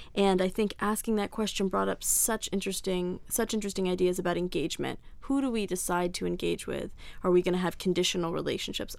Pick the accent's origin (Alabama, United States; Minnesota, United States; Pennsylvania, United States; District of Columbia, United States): District of Columbia, United States; Washington; I grew up in Washington, D C